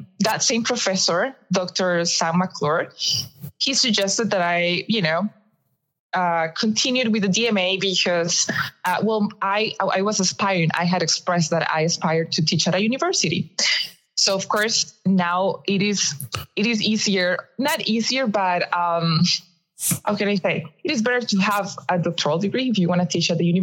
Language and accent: English; Costa Rica; moved away as an adult; now in Arizona, United States; I am from Costa Rica, I was teaching at the National System of Music.